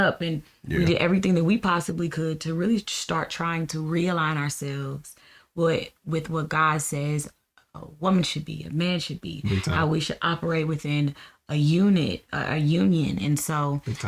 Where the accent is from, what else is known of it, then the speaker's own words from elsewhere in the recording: Kansas City, Missouri, United States; I'm from Kansas City